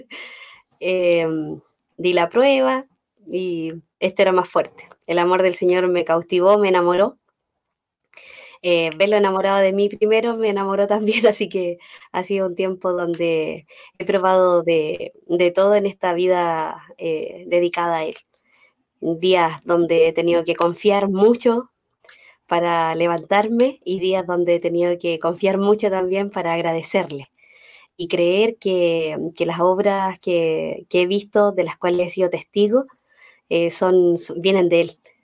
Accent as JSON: {"language": "Spanish", "town": "Los Ángeles", "region": "Biobío", "country": "Chile", "said": "soy de Los Ángeles, ahí está mi familia"}